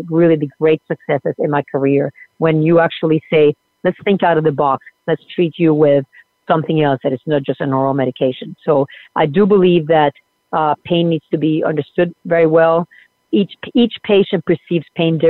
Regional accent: Puerto Rico; moved away; also born or lived in Argentina; I was born in Argentina and grew up in Puerto Rico

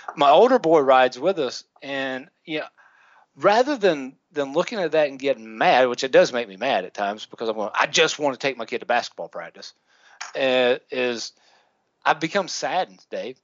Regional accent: the South, United States; we we grew up in the South, so we had Winn Dixie.

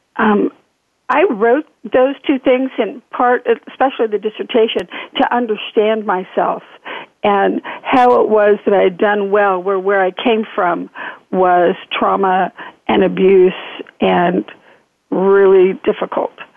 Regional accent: Northern California, United States; moved away as an adult; also born or lived in Nevada / Oregon; now in Fountain Hills, United States; I'm from Northern California

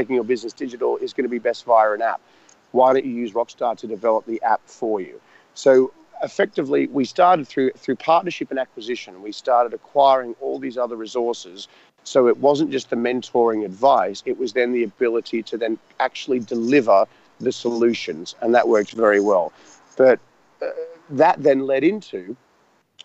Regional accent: Australia; moved away as an adult; also born or lived in Richmond, London; now in London, United Kingdom; as this Australian guy without any real contacts over in London

